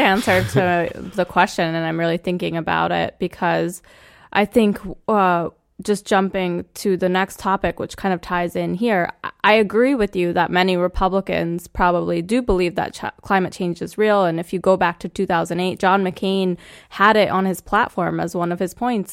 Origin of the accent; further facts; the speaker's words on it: New Jersey, United States; moved away; I grew up in New Jersey